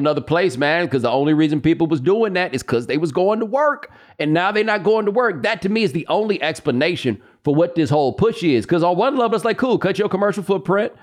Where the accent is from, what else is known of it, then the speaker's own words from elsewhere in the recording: Texas, United States; now in New York, United States; me growing up in Texas, man. I went to a maroon and white high school.